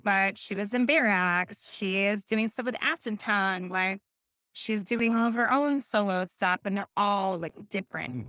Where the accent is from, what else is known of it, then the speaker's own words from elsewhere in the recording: Alaska, United States; now in Seattle, United States; I'm from Alaska